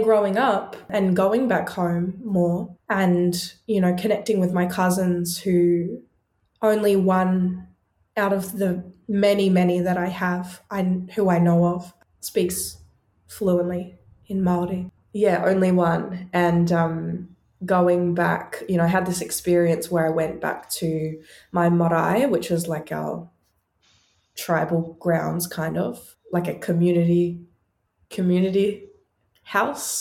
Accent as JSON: {"language": "English", "country": "Australia", "tie": "born or raised there", "said": "So I was born and raised in Australia"}